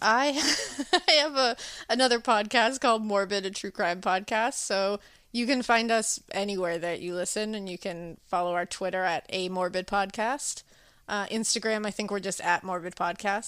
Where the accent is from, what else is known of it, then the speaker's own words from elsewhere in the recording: Massachusetts, United States; I'm from Massachusetts